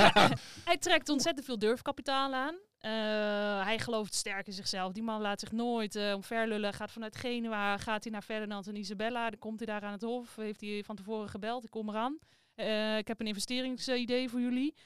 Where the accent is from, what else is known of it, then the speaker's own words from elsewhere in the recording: Netherlands; wij als Hollanders